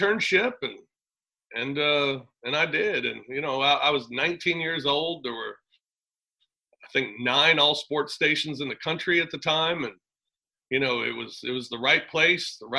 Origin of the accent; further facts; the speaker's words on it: Afton, Missouri, United States; I'm from Afton.